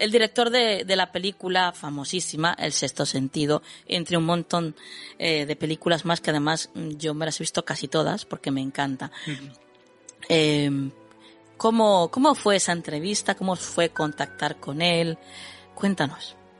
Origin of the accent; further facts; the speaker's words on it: Jerez de la Frontera, Andalusia, Spain; mi ciudad natal, a Jerez de la Frontera